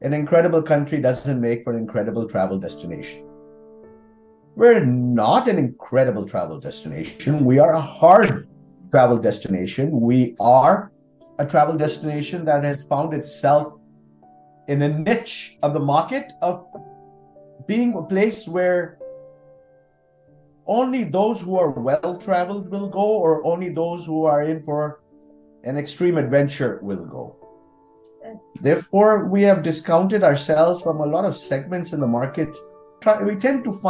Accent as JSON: {"language": "English", "country": "India", "said": "I'm very proud to be Indian."}